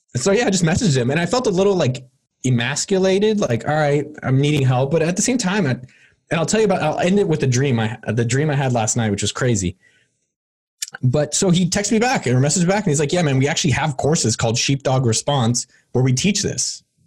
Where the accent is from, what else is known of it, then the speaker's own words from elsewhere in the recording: Bay Area, California, United States; I'm from the Bay Area, born and bred